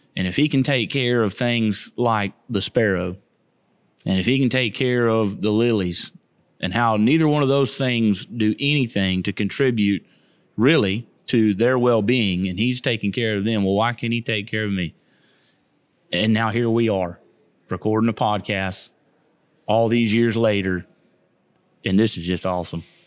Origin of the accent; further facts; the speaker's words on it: Keysville, Florida, United States; moved away as an adult; now in Sterlington, United States; I was born and raised in Keysville, Lithia area, off of Edison Road